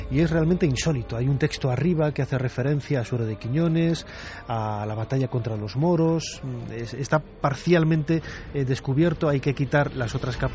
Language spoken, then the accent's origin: Spanish; Castile and León, Spain; No solamente como leonés, porque yo soy de, de allí, es, es mi tierra